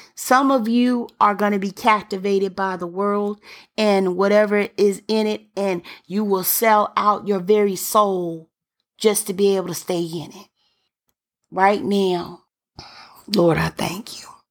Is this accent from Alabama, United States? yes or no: yes; Birmingham, Alabama, United States; I'm from Birmingham